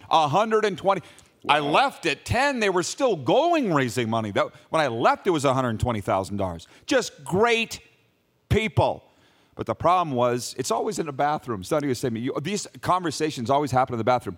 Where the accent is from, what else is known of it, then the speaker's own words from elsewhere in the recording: Canada; as Canadian sports fans